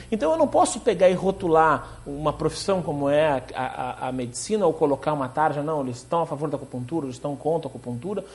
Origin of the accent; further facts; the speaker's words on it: Rio Grande do Sul, Brazil; moved away; sou natural do Rio Grande do Sul